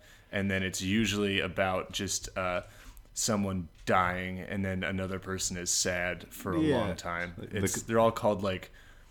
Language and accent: English; Washington, District of Columbia, United States; I'm from D.C., but also like Northwest D.C.